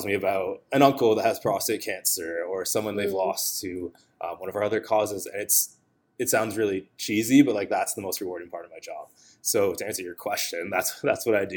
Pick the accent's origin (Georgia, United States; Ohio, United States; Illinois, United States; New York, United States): New York, United States; Western; also born or lived in Ottawa, Canada; now in Toronto, Canada; I was actually born here in Toronto, but I only lived here for like 4 years. And I grew up in Western New York